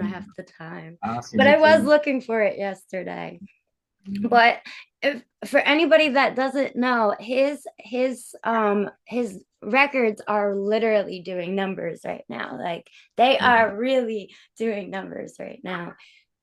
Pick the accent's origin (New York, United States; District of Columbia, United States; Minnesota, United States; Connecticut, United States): New York, United States; we're from New York